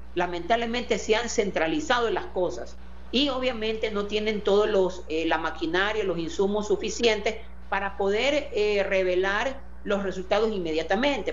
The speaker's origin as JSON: {"language": "Spanish", "town": "Guayaquil", "region": "Guayas", "country": "Ecuador", "said": "Como guayaquileño"}